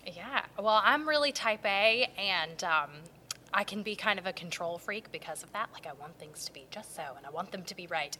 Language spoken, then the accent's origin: English; Garner, North Carolina, United States; I grew up in Garner